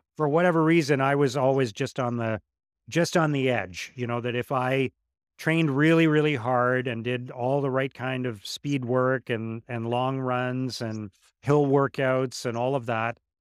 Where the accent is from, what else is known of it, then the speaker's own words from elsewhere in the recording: Ottawa, Ontario, Canada; my hometown in Ottawa